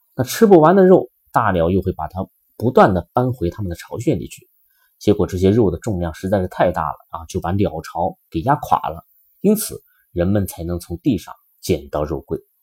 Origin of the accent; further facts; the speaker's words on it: China; 我们中国人